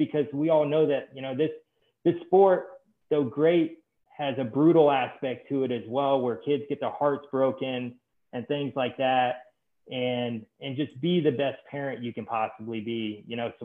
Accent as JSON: {"language": "English", "town": "Ocala", "region": "Florida", "country": "United States", "tie": "born or raised there", "said": "I'm from Ocala. I'm a Florida boy. I'm a Florida born and raised. And so I grew up in Ocala, wrestled at Westport"}